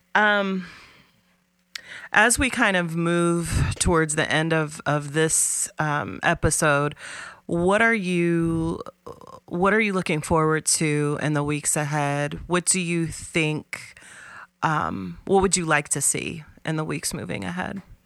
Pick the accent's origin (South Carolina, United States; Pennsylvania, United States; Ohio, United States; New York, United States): Ohio, United States; Columbus; also born or lived in Appalachia; where I grew up in Columbus